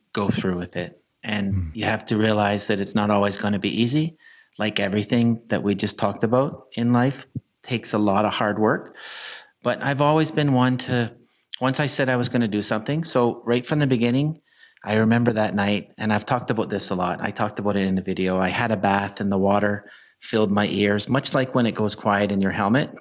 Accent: Canada; as a Canadian

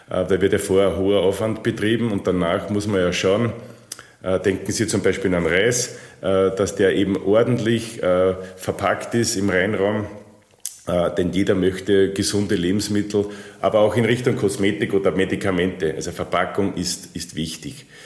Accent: Austria; Das ähm, ist man natürlich als Österreicher stolz, wenn man nach Niki Lauda, Falco und Arnold Schwarzenegger

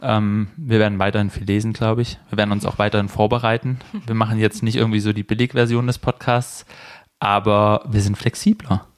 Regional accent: Baden-Württemberg, Germany; moved away; ich bin in Baden-Württemberg zur Schule gegangen

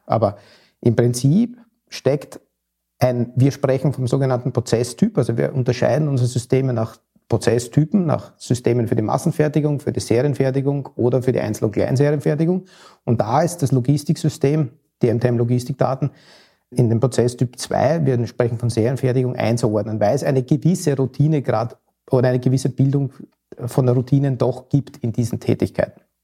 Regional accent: Austria; now in Hamburg, Germany; als Wahlhamburger, als Österreicher

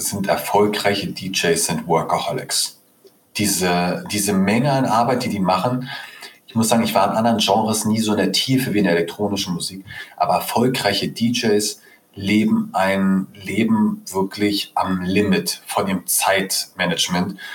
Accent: Berlin, Germany; Also ich bin einer der wenigen echten Berliner hier. Das heißt, ich bin hm. in Berlin geboren und aufgewachsen.

